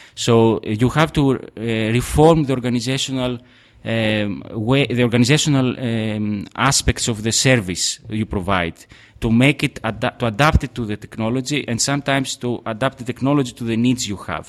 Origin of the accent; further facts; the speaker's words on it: Trikala, Thessaly, Greece; now in Athens, Greece; I come from Trikala